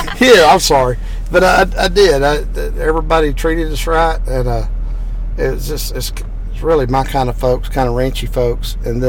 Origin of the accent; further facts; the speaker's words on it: Texas, United States; I was raised in Texas.